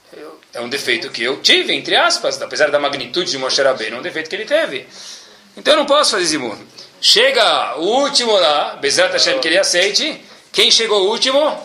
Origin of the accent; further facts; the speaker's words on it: Brazil; moved away; saí do Brasil